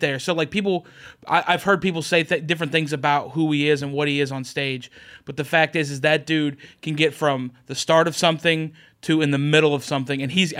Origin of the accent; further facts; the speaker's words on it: Oklahoma, United States; I'm from Oklahoma